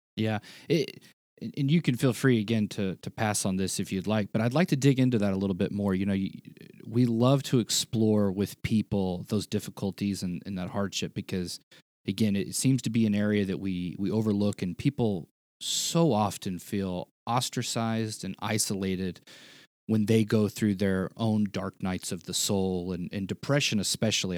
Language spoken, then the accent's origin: English; the South, United States; I was a kid and I grew up in the South